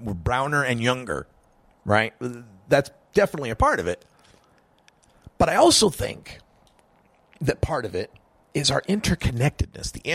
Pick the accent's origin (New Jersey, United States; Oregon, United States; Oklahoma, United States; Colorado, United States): Oregon, United States; also born or lived in Idaho; Oregon, my home state